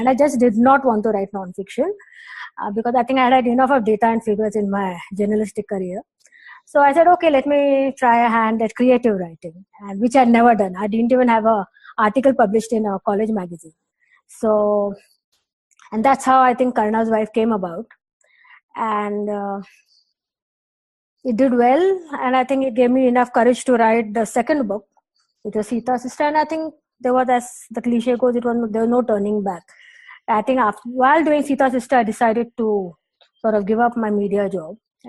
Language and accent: English; Delhi, India; also born or lived in Mumbai / Patna / Pune; I was born in Mumbai. My childhood was in Delhi and Patna. And then I think my mother actually decided to come to Pune because Pune was always known as a city of education.